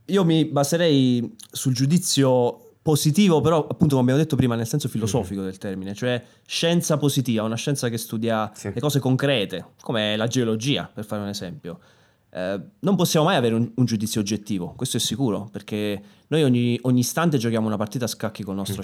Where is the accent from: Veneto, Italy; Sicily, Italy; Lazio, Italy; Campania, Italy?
Campania, Italy; Naples; sono napoletano